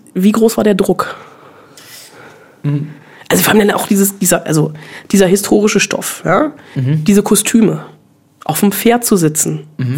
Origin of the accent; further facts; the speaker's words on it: Bonn, North Rhine-Westphalia, Germany; Ich bin in Bonn groß geworden.